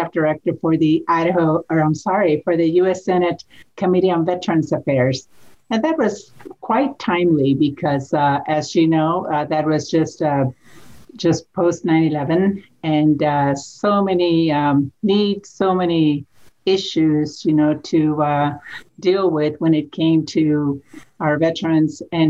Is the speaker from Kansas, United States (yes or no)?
no; Idaho, United States; also born or lived in Washington, D.C.; I am from Idaho